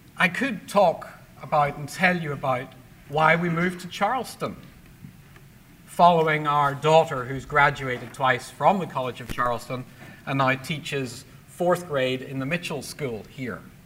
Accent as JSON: {"language": "English", "town": "Belfast", "region": "Northern Ireland", "country": "United Kingdom", "tie": "born or raised there", "moved": "yes", "said": "my childhood in Belfast growing up in the Troubles"}